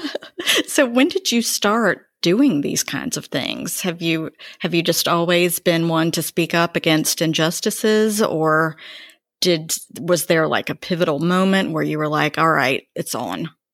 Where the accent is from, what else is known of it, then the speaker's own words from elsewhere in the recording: Greensboro, North Carolina, United States; I grew up in Greensboro